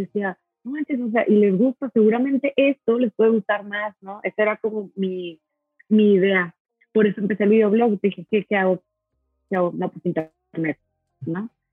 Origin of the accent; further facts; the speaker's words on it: Monterrey, Nuevo León, Mexico; soy de Monterrey